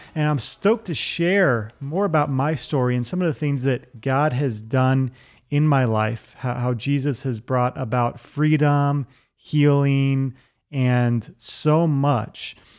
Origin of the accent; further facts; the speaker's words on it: Virginia Beach, Virginia, United States; I grew up in Virginia Beach, Virginia